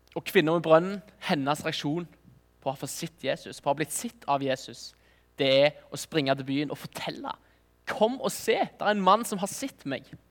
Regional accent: Nærbø, Rogaland, Norway; Jeg er fra Nærbø

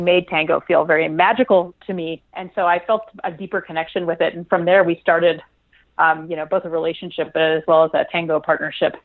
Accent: Montreal, Quebec, Canada; at the time, I lived in Montreal. That's my my hometown

